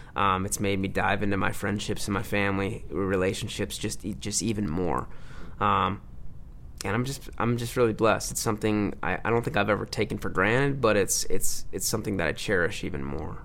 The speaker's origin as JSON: {"language": "English", "town": "Livonia", "region": "Michigan", "country": "United States", "tie": "born or raised there", "moved": "yes", "said": "my hometown, Livonia, Michigan"}